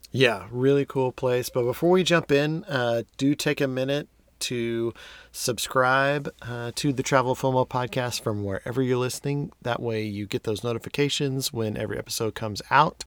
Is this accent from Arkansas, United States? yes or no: no; Texas, United States; being a Texan